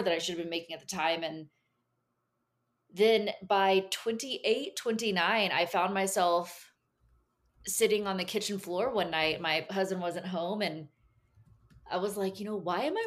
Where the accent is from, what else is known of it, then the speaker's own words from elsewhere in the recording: Caldwell, Texas, United States; Born and raised in Texas, lived in a really small town during some of the formative years, like 12 to 18. We lived in the big town of Caldwell, Texas, on a big cattle ranch